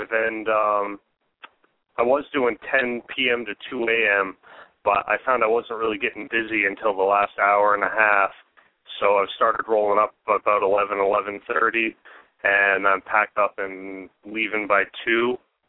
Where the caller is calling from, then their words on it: Portland, Maine, United States; I'm calling from Portland, Maine.